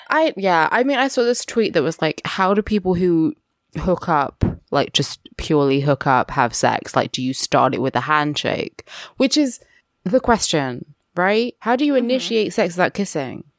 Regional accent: United Kingdom; I am a British uh, mixed race person with a black dad and a white mother

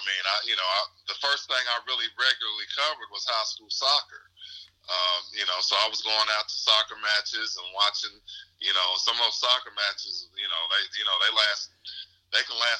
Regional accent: Louisville, Kentucky, United States; also born or lived in Lexington; No, actually, I grew up in Louisville.

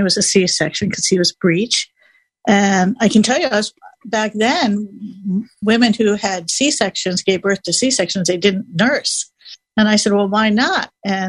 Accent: Williamsport, Pennsylvania, United States; moved away as an adult; also born or lived in Boston, Massachusetts; now in Silver Spring, United States; I grew up in Williamsport, Pennsylvania

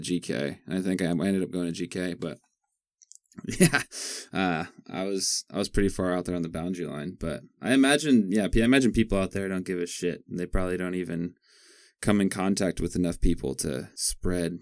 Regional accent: Eatonville, Washington, United States; I grew up on Webster Road, 304th, like out by like Eatonville

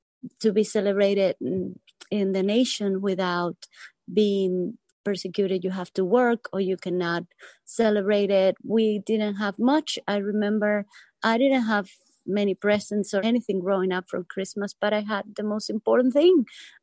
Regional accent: Cuba; now in Middletown, United States; I grew up in Cuba

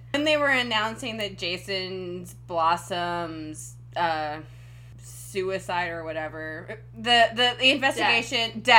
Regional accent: Washington, United States; I'm from Washington State

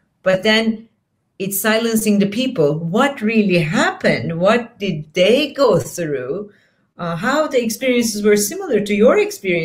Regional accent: Istanbul, Turkey; first language Turkish; English is a second language; moved away; also born or lived in Portland; I grew up in Istanbul in Turkey, and I went to school in Turkey

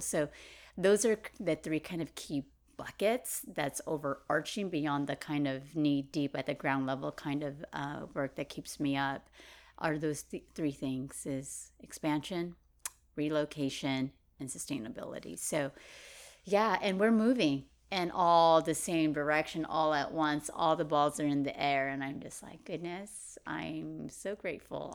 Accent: Merced, California, United States; I grew up in Merced

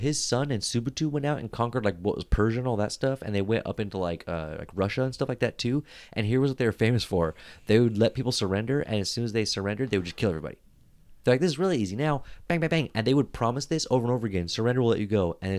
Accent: Philippines; Like I think what's scarier as a Filipino to travel there.

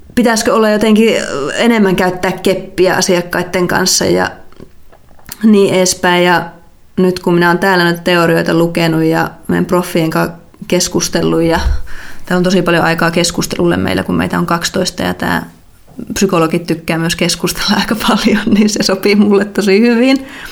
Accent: North Karelia, Finland; moved away as an adult; also born or lived in Joensuu / Belgium; alun perin on kotoisin tuolta Pohjois-Karjalasta

